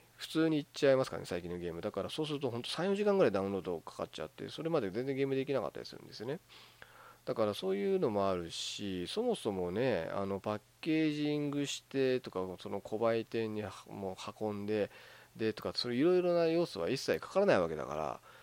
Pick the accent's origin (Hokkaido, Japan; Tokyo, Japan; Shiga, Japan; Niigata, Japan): Hokkaido, Japan; moved away; 私もあの北海道出身 で、まあ、今はちょっと違うとこ住んでますけど、まあ、出身北海道ですから